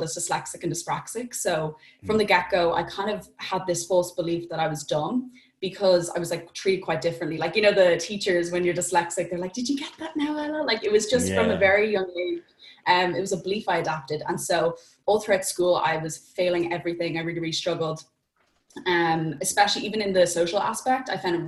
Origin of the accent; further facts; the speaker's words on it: Dublin, Leinster, Ireland; I'm from Dublin in Ireland